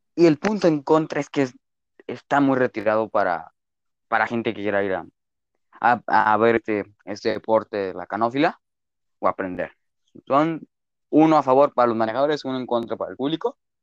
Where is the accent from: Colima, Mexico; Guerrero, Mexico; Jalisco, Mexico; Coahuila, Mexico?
Jalisco, Mexico; Chapala; en Chapala, en, en, mi tierra